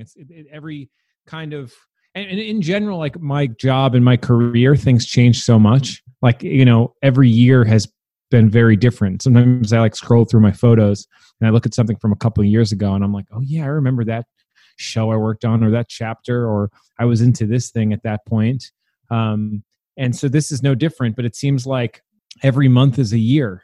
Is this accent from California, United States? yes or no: no; New York City, New York, United States; moved away as an adult; also born or lived in Williamsburg, Brooklyn; now in Brooklyn, United States; I'm from Staten Island. My parents live there still